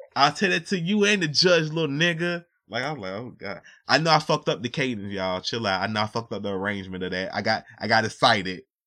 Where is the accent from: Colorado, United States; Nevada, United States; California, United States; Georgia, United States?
Georgia, United States; Atlanta; I'm from Atlanta